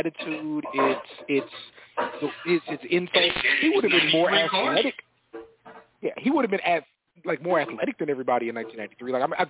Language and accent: English; New York, United States; Like, girls look better in New York. Music better in New York. Did you know I was from New York?